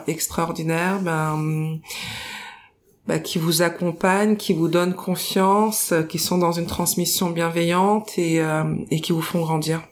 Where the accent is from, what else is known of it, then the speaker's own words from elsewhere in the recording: Paris, Île-de-France, France; je suis née à Paris dans le 20e arrondissement, à proximité du Père Lachaise